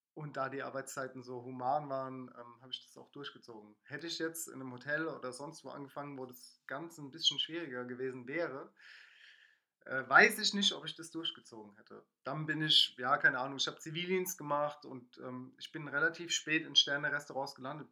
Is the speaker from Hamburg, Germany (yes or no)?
no; Mannheim, Baden-Württemberg, Germany; also born or lived in Palatinate; ich bin Mannheimer, habe selbst in der Pfalz gewohnt